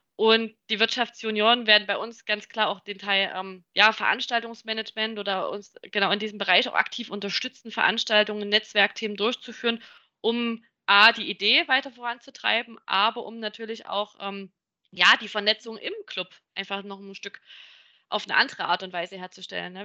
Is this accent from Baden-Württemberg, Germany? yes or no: no; Chemnitz, Saxony, Germany; als Ur-Chemnitzer